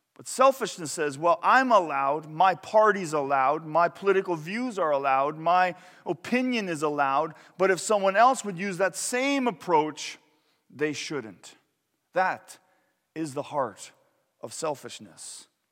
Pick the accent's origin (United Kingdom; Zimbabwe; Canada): Canada; I was from Canada